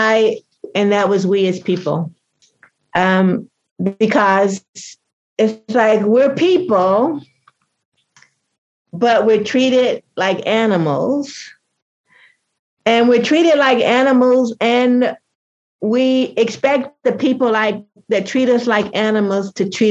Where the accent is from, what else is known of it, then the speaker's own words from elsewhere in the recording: United States; if I'm an American, I just happen to be a Black American